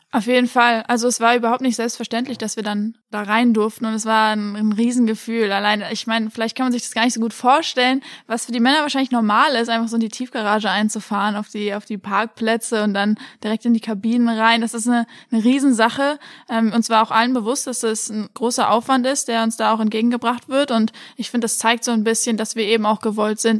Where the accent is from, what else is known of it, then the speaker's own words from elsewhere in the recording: Oppenheim, Rhineland-Palatinate, Germany; moved away as an adult; also born or lived in Kiel; now in Frankfurt, Germany; ich bin in Oppenheim aufgewachsen